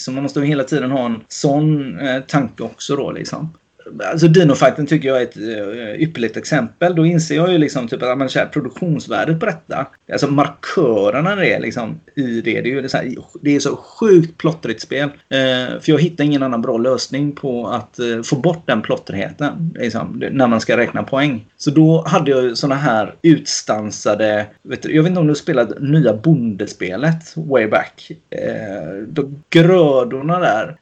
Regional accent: Gothenburg, Västra Götaland, Sweden; de som bor i Kortedala. liksom, eh, där jag kommer ifrån

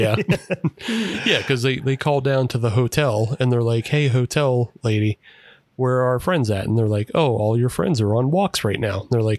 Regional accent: Pittsburgh, Pennsylvania, United States; because we're from Pittsburgh

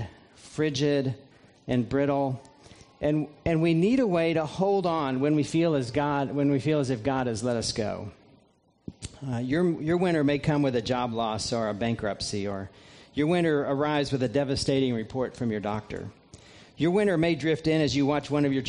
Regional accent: just south of Indianapolis, United States; moved away as an adult; also born or lived in Vero Beach, Florida; now in Lexington, United States; I grew up in Indiana, just south of Indianapolis, and it's through living those first 18 years of my life in central Indiana

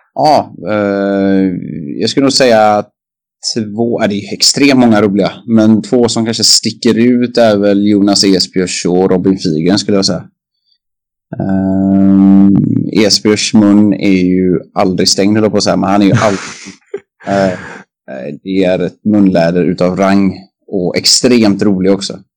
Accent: Kungälv, Västra Götaland, Sweden; i Kungens ishall där jag är uppvuxen också

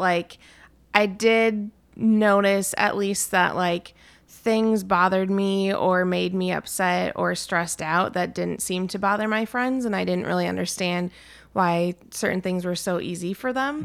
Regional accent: Anoka, Minnesota, United States; still fairly close to my family. We're from Anoka

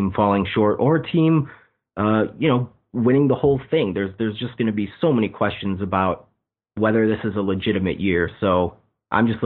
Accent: Chicago, Illinois, United States; I'm from the Chicago area. I grew up on the south side of the city

